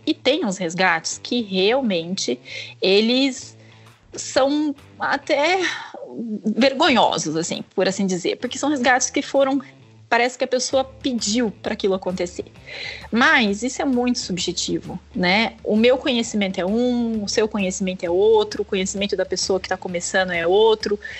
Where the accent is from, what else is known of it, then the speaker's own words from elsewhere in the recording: Pindamonhangaba, São Paulo, Brazil; eu sou de Pindamonhangaba